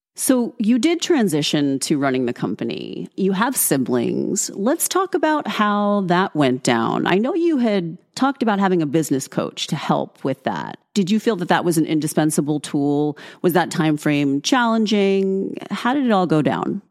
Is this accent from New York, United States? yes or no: yes; New York, United States; I am a New Yorker